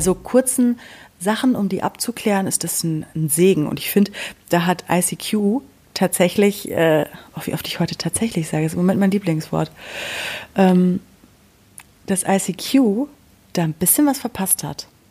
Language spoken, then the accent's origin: German; Sauerland, North Rhine-Westphalia, Germany; bei uns im Sauerland